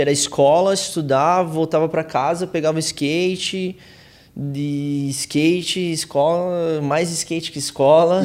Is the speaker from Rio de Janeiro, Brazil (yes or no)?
no; Curitiba, Paraná, Brazil; a gente é de Curitiba, é frio pra cacete